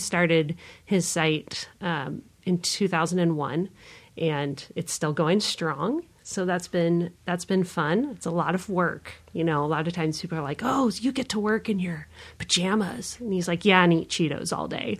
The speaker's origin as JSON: {"language": "English", "town": "San Diego", "region": "California", "country": "United States", "tie": "born or raised there", "moved": "yes", "lives_now": "Omaha, United States", "said": "I grew up in San Diego, California, and try to go back there as often as I can"}